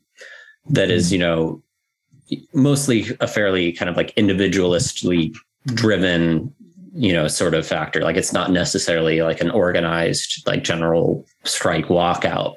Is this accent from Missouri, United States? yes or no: no; Idaho, United States; I come from Idaho, which is not a hub of activity of any sort